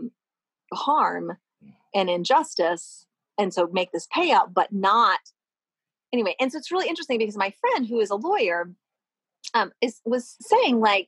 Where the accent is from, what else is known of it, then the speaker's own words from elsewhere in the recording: Louisville, Kentucky, United States; I'm from Louisville